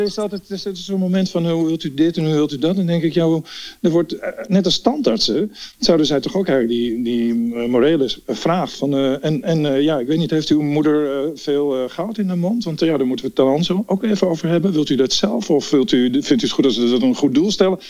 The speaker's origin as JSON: {"language": "Dutch", "town": "Amsterdam", "region": "North Holland", "country": "Netherlands", "said": "ik ben echt een Amsterdammer."}